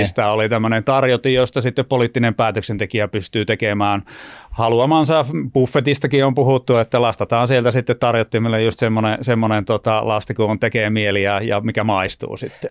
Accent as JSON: {"language": "Finnish", "town": "Lieksa", "region": "North Karelia", "country": "Finland", "tie": "born or raised there", "also_born_or_lived": "Turku", "moved": "as an adult", "said": "aina pitää muistaa ne synnyn, synnyn sijat ja konnut tuolta Itä-Suomesta. Eli mä olen Lieksasta lähtöisin"}